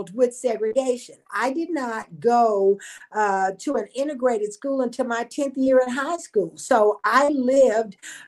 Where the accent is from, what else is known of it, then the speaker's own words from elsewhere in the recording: Odessa, Texas, United States; also born or lived in Louisiana; I grew up in Odessa, Texas, was born in Louisiana.